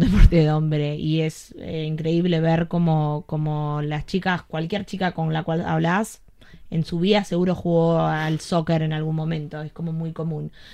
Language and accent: Spanish; Argentina; also born or lived in Greece; now in United States; yo soy argentina, crecí yendo a Racing